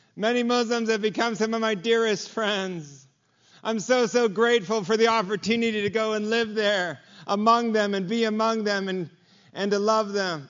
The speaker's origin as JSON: {"language": "English", "town": "Los Angeles", "region": "California", "country": "United States", "tie": "born or raised there", "said": "I'm from Los Angeles. I grew up, my dad was a carpenter"}